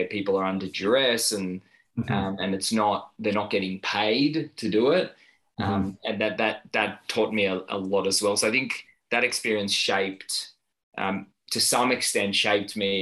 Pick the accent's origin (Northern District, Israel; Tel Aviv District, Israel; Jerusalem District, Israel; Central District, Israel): Tel Aviv District, Israel; Tel Aviv; moved away as an adult; now in Melbourne, Australia; I was born in Tel Aviv and spent a large chunk of my childhood there and served in the military